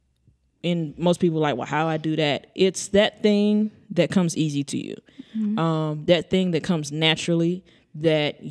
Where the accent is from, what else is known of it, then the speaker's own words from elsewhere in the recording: East Texas, United States; I'm from East Texas